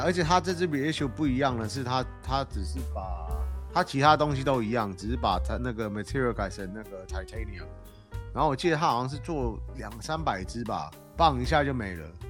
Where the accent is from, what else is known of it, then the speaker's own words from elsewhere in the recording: Taiwan; 我们台湾人